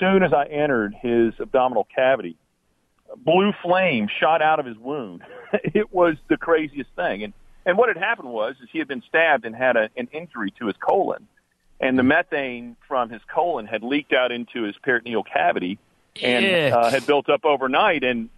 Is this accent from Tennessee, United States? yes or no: yes; Nashville, Tennessee, United States; Surgery. I'm a surgeon from Nashville, Tennessee.